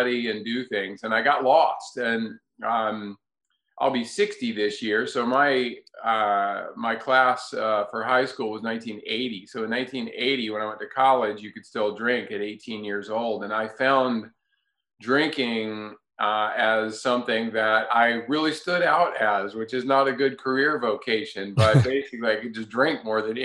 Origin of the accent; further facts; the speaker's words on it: North Carolina, United States; I grew up in North Carolina for the most part